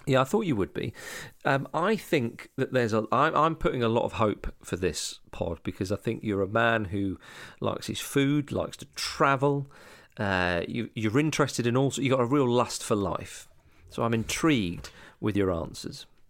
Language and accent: English; Scotland, United Kingdom; moved away; also born or lived in Hammersmith, London; growing up in Scotland